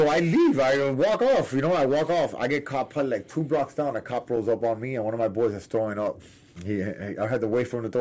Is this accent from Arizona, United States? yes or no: no; Miami, Florida, United States; I'm from Miami